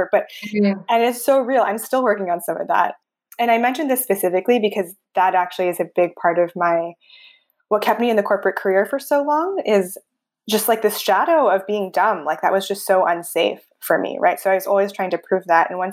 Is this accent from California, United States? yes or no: yes; Bay Area, California, United States; I grew up in a white suburb, kind of in the Bay Area